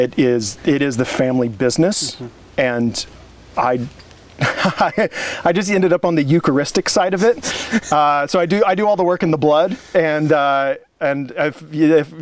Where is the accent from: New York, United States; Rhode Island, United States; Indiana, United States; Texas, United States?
Indiana, United States; moved away as an adult; also born or lived in Orange County, California / Montgomery, Alabama; now in Oregon, United States; I grew up in Indiana